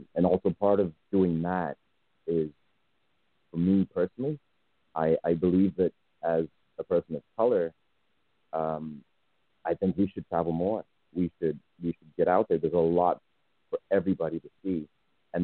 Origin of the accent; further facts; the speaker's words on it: Zimbabwe; moved away; also born or lived in United States; I was born in Zimbabwe.